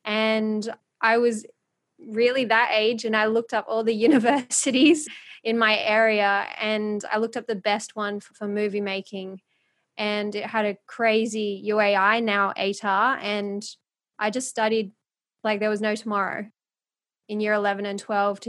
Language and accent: English; Philippines; I always had this feeling in the background because of being Filipino. I just always knew I wanted to do something, because I went to the Philippines and I just saw how much poverty there was.